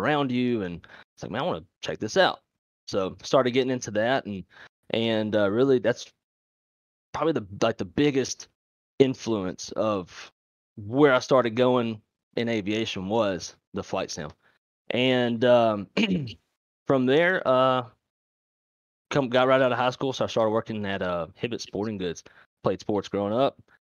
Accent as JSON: {"language": "English", "town": "Monroe", "region": "Louisiana", "country": "United States", "said": "the town they're from, Monroe, Louisiana, is where I'm from"}